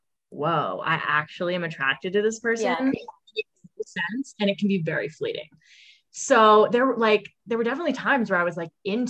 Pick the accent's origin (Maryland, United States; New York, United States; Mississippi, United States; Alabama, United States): Maryland, United States; Annapolis; I'm from Annapolis, Maryland